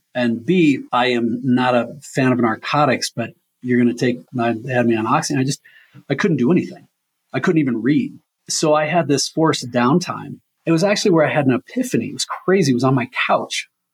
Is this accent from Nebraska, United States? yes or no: yes; Omaha, Nebraska, United States; also born or lived in Leadville, Colorado; I'm born and raised in Omaha